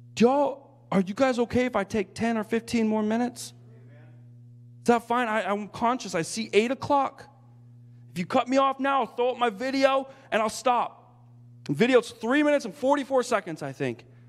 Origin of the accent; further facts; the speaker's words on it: United States; moved away as an adult; now in Japan; I am so captivated by God to try to encourage the body of Christ in America while I'm here